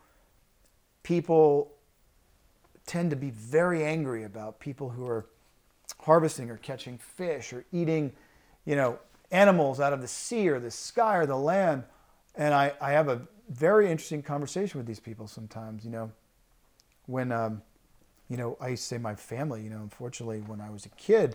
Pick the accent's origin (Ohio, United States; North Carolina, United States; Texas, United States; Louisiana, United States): Louisiana, United States; moved away; growing up in Louisiana